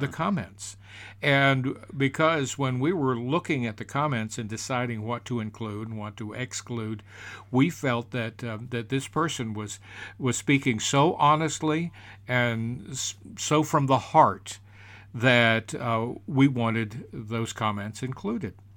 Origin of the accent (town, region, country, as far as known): United States